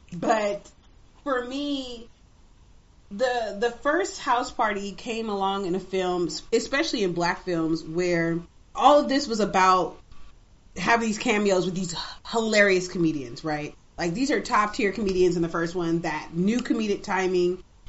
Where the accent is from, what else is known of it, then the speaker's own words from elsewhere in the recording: Oakland, California, United States; I grew up in Oakland, California.